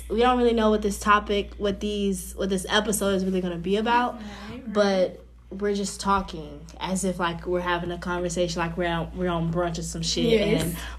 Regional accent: Chicago, Illinois, United States; I am from Chicago, Illinois. South Side, to be exact.

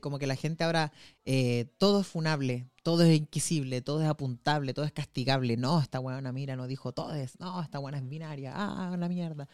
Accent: Antofagasta, Chile; moved away as an adult; now in Santiago, Chile; si estoy de donde yo nací, cuando yo estoy en Antofagasta

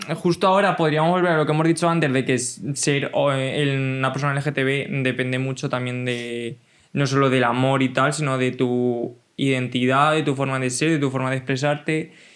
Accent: a village in Cuenca, Castilla-La Mancha, Spain; yo tenía un contexto rural de un pueblo de Castilla-La Mancha

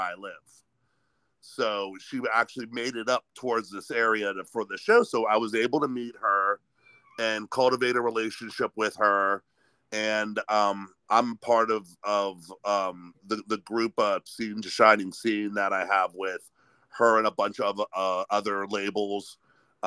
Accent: Sharon, Pennsylvania, United States; moved away as an adult; also born or lived in New Castle, Pennsylvania; now in Youngstown, United States; I grew up just outside of Youngstown, a little town called Sharon, and on the Pennsylvania side

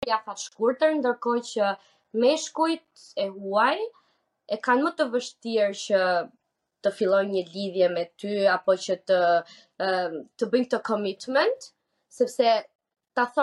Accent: Albania; Edhe ne si si femra shqiptare

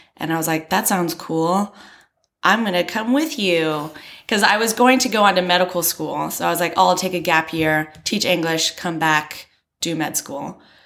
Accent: Maryland, United States; moved away as an adult; also born or lived in Florida; now in Beijing, China; I'm from Maryland, which is on the East Coast

